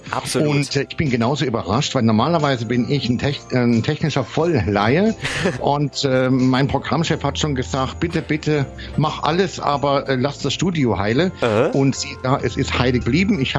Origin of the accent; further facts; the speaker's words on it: Thuringia, Germany; bei uns in Deutschland, ich bin ja auch von Thüringen im Übrigen